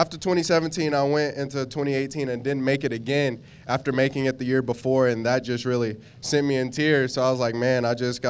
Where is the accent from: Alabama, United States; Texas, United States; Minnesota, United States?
Texas, United States; Baytown; I'm from Baytown, Texas. It's about 20 minutes from downtown Houston.